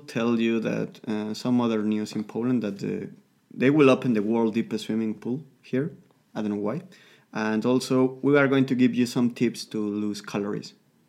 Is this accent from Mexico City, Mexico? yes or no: yes; Mexico City, Mexico; my hometown, which is Mexico City.